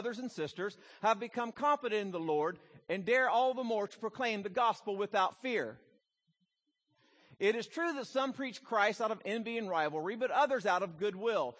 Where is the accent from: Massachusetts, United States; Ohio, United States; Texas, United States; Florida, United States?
Ohio, United States; Southern; I grew up in Southern Ohio